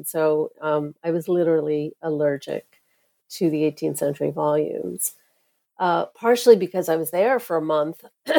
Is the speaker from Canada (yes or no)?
no; New York, United States; So I grew up in Flushing, Queens, which is in the city of New York.